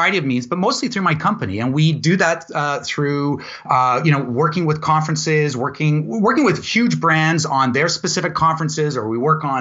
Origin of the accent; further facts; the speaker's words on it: Vancouver, British Columbia, Canada; also born or lived in Ladner; I'm from Vancouver. So I was born and raised here, born in North Van and raised mostly in Ladner. So I consider myself a Vancouver boy